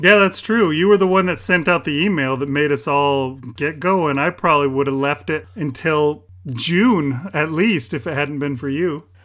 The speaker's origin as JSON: {"language": "English", "country": "United Kingdom", "said": "I'm British"}